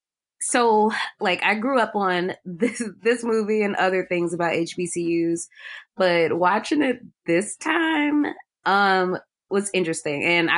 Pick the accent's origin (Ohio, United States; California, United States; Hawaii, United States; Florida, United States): Ohio, United States; Cleveland; moved away as an adult; also born or lived in Albany, Georgia; I'm from Ohio. I was born and raised in Cleveland and I'm back home now.